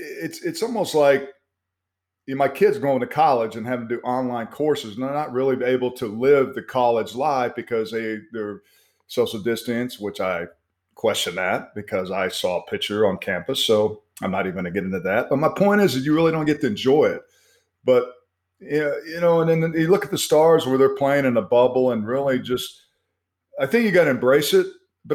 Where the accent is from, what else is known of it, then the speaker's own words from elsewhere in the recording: Oklahoma, United States; And, you know, I grew up in Oklahoma where we didn't have hockey.